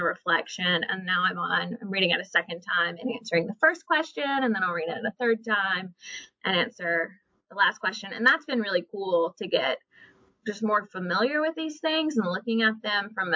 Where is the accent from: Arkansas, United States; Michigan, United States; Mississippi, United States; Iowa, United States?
Mississippi, United States; Oxford; I grew up in Mississippi, in Oxford